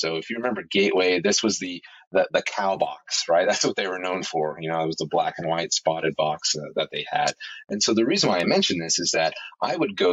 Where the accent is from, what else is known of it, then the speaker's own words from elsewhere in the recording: Oklahoma City, Oklahoma, United States; I grew up in Oklahoma City, which is, you know, basically center of, you know, middle America.